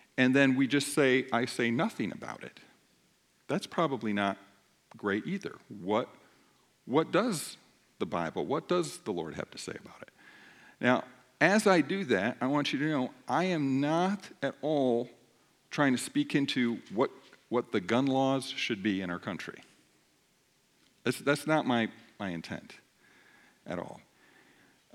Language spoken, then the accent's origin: English; United States; I'm an American